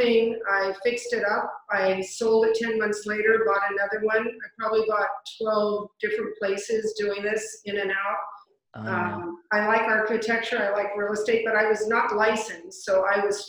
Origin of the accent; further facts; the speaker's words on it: California, United States; moved away as an adult; also born or lived in East Coast; now in New York, United States; I was born on the East Coast, raised in California